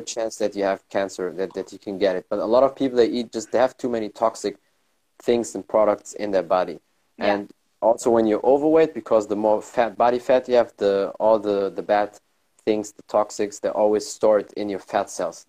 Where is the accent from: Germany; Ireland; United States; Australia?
Germany; my family is from Morocco, but I was born and raised here in Germany